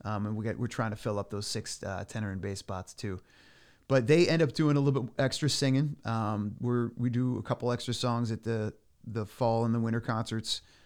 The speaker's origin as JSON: {"language": "English", "town": "Clinton", "region": "Connecticut", "country": "United States", "tie": "born or raised there", "lives_now": "Chester, United States", "said": "I grew up in Clinton, but I'm living in Chester now"}